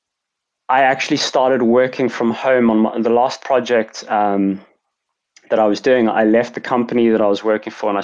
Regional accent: Cape Town, Western Cape, South Africa; moved away as an adult; also born or lived in London; I'm from, as I mentioned, from Cape Town, South Africa. So I grew up in a very beautiful place.

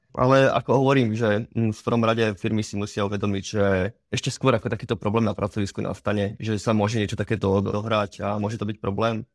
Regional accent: Slovakia; u nás doma na Slovensku

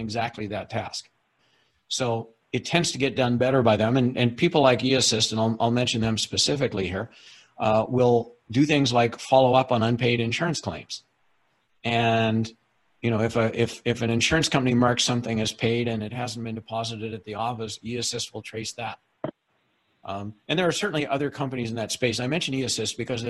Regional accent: Canada; I'm Canadian. I'm speaking to you from our head office in Halifax, Canada

